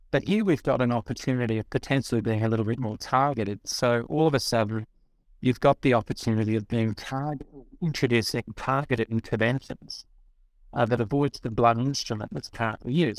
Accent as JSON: {"language": "English", "country": "Australia", "said": "I'm Australian"}